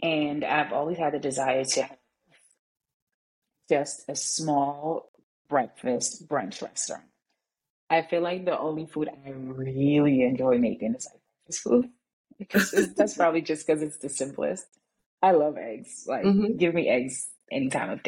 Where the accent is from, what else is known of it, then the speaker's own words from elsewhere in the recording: St. Lucia; moved away as an adult; now in New York, United States; I'm originally from St. Lucia. I moved to New York when I was 19.